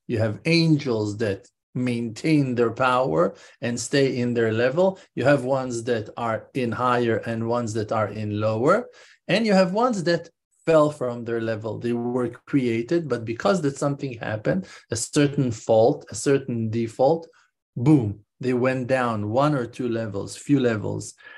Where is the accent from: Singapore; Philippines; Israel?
Israel; I'm Israeli, I'm not American